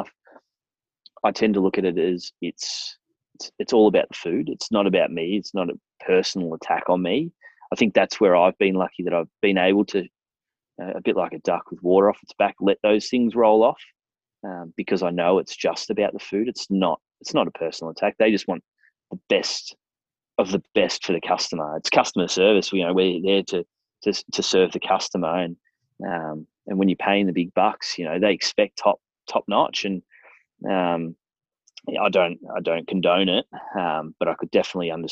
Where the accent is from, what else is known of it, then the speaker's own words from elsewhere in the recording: Australia; also born or lived in France; I'm from Australia.